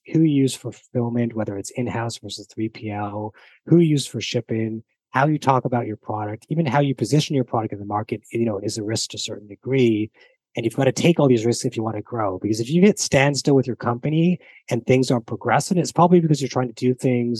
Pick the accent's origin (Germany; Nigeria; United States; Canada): Canada; even though as a Canadian, and you assume, Alex, as an American, we both speak English and the British speak English.